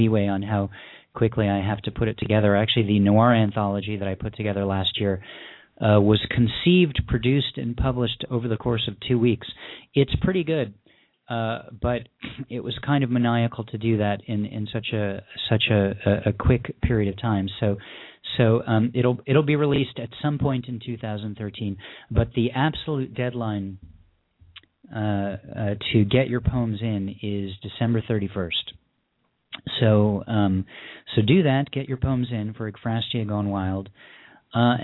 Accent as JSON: {"language": "English", "region": "Southern California", "country": "United States", "said": "I'm from Southern California"}